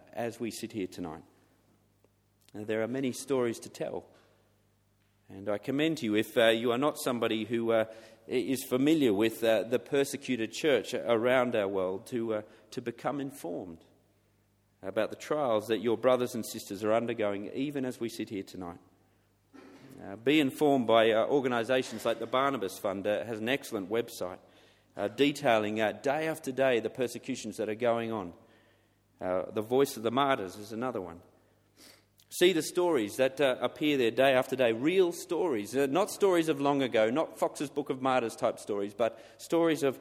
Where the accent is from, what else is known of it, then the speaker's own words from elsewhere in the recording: Australia; now in England, United Kingdom; for being an Australian in England